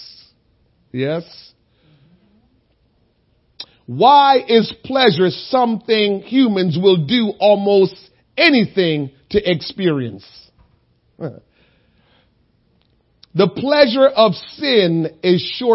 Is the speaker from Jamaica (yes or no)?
yes; Jamaica; moved away; being a Jamaican